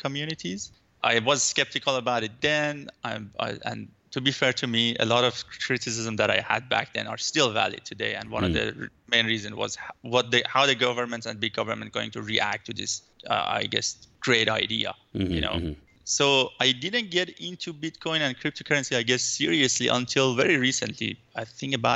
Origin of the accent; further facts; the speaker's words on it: Iran; now in Vancouver, Canada; I'm living in Vancouver, but I'm originally from Iran.